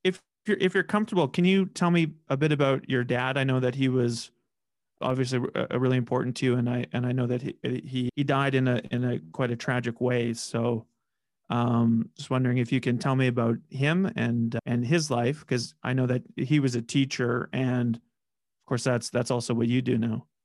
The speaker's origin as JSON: {"language": "English", "town": "Saskatoon", "region": "Saskatchewan", "country": "Canada", "moved": "as an adult", "lives_now": "Regina, Canada", "said": "I'm from Saskatoon and I've, I've lived in Regina for, yeah, eight years"}